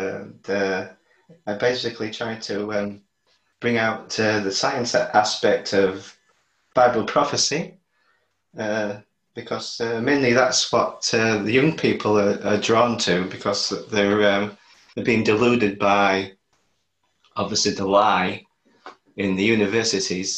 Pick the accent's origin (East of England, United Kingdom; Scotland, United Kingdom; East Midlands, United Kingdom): East Midlands, United Kingdom; Lincolnshire; I'm from Lincolnshire